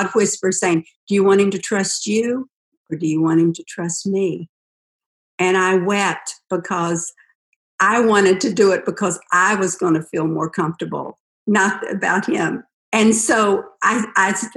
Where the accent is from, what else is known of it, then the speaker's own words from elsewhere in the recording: West Virginia, United States; I was raised in West Virginia on a dairy farm